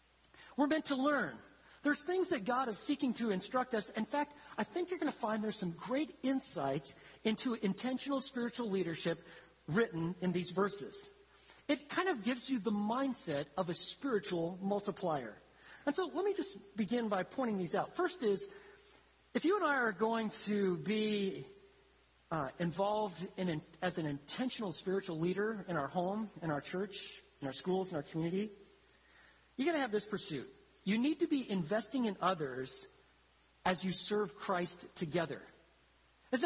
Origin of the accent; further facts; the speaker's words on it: Italy; When I was growing up in Italy, I grew up in isolation. I was the only black kid. I didn't speak the language. I'd be in one city, and then we'd move to a different city